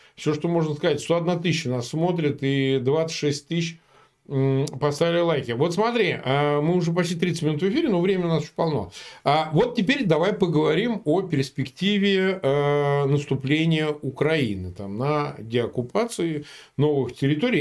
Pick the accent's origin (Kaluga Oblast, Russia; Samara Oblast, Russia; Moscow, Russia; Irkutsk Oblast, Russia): Samara Oblast, Russia; Samara; moved away; Я вот сам родом из Самары